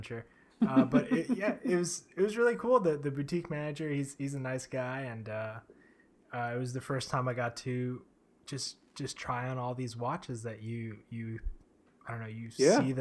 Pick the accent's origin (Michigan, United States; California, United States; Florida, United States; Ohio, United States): Florida, United States; South; two dudes from South Florida